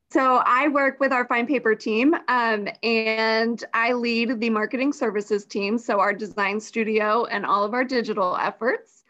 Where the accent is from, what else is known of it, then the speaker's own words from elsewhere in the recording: Johns Creek, Georgia, United States; also born or lived in Columbia, South Carolina; I was born and raised in the Atlanta area